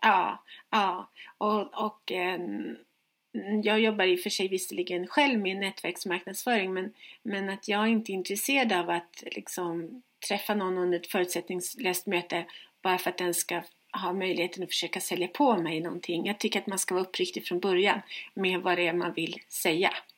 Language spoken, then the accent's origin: Swedish; Stockholm, Stockholm County, Sweden; moved away as an adult; now in Växjö, Sweden; när jag bodde hemma i Stockholm